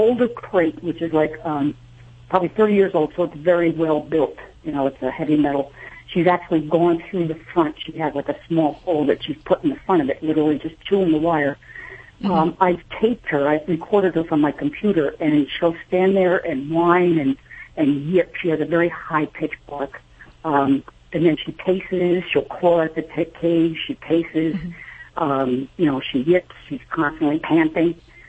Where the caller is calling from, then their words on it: Albany, New York, United States; I'm in Albany, New York.